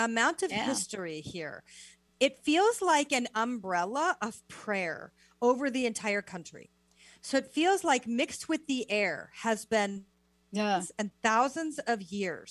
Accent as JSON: {"language": "English", "country": "United States", "also_born_or_lived": "the Deep South", "moved": "as an adult", "said": "I'm so American"}